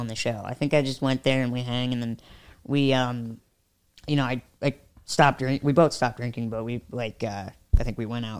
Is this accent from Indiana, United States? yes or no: yes; Fort Wayne, Indiana, United States; He did kind of a DIY show in my hometown in Fort Wayne.